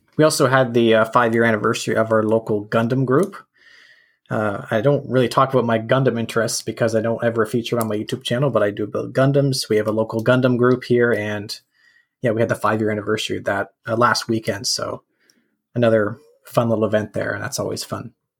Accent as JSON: {"language": "English", "country": "Canada", "said": "as a Canadian"}